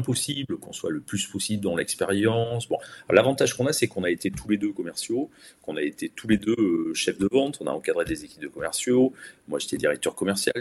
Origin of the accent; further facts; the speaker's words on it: Bordeaux, Nouvelle-Aquitaine, France; Je suis originaire de Bordeaux